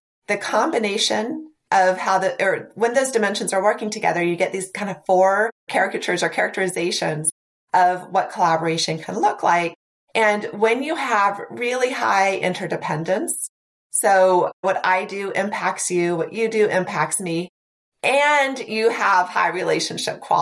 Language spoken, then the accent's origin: English; Nebraska, United States; I'm from Nebraska, so, you know, fairly rural